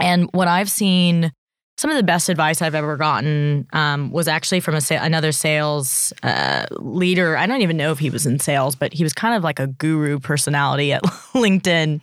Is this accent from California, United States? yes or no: yes; Bay Area, California, United States; now in Australia; I grew up in California in the Bay Area, um, in Silicon Valley